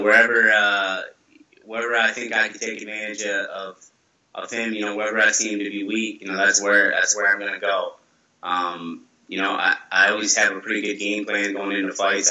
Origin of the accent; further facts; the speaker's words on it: Grand Rapids, Michigan, United States; my hometown in Grand Rapids